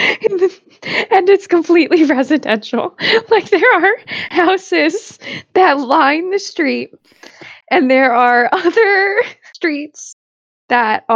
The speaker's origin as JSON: {"language": "English", "region": "New Jersey", "country": "United States", "said": "we're from New Jersey"}